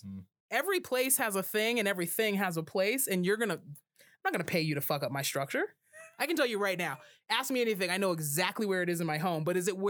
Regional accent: Rocky Mountains, United States; But I'm from the Rocky Mountains. Yes. So saying bruv is fun.

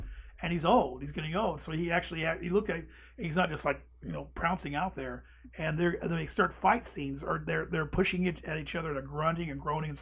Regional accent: United States; growing up in America

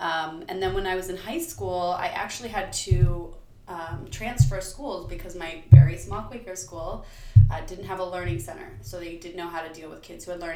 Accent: Bucks County, Pennsylvania, United States; I grew up in Bucks County, Pennsylvania.

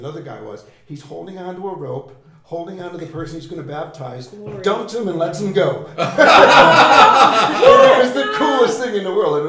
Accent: Florida, United States; I grew up in Florida, played in the ocean all the time.

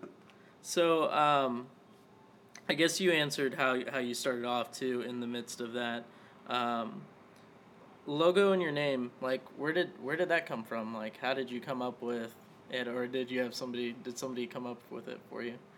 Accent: Las Vegas, Nevada, United States; now in Tulsa, United States; I'm originally from Vegas, but like when I came here to Tulsa

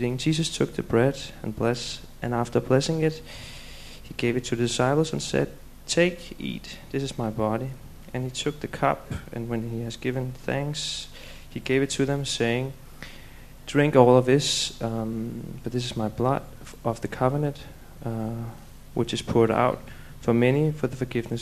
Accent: Denmark; moved away; I'm from Denmark

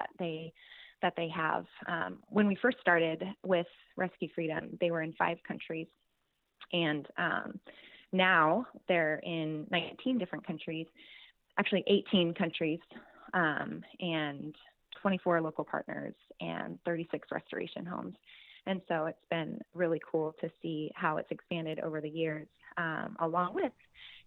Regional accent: Tri-Cities, Washington, United States; I am from Tri-Cities, Washington.

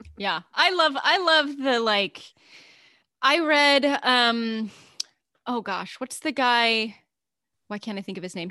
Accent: Alaska, United States; growing up in Alaska

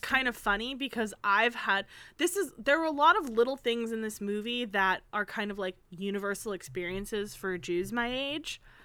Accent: United States; I'm an American, but I'm also Jewish

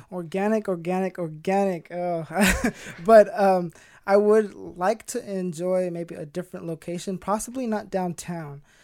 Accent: Stockton, California, United States; 24 years old, born and raised in Stockton

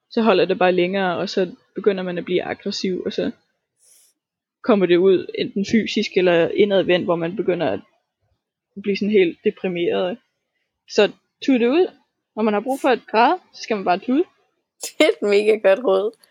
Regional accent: Tanzania; now in Denmark; og dengang jeg voksede op i Tanzania, og alle mine venner, og alle mine ting, og stedet, og følelsen, og kulturen, og mine forældre.

